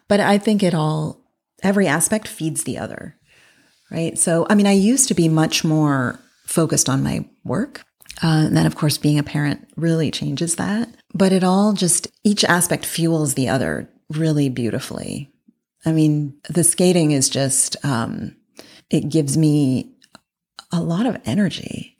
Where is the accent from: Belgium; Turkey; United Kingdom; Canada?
Canada; Toronto, Ontario; moved away as an adult; also born or lived in Berkeley / New York / Paris; I grew up in Toronto